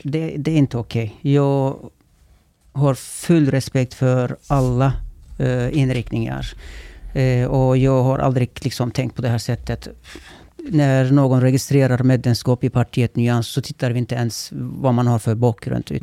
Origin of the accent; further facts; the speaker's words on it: Kulu, Konya, Turkey; now in Sweden; Jag är född och uppvuxen där